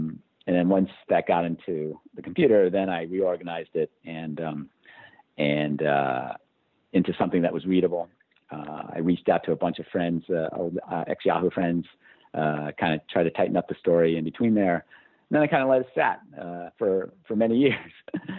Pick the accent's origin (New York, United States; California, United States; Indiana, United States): New York, United States; Poughkeepsie; Both my parents worked for IBM. I'm from Poughkeepsie, New York.